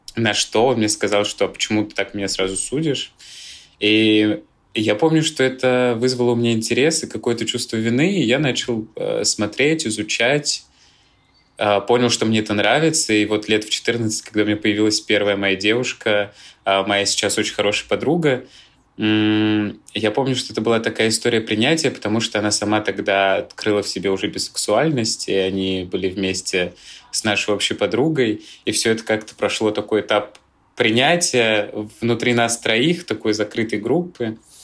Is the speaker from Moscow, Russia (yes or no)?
yes; Moscow, Russia; Я родился в Москве и всегда здесь жил